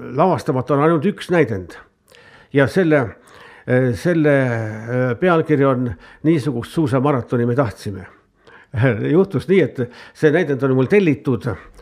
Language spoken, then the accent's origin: Estonian; Estonia; minu kodukülast Karjatnurmest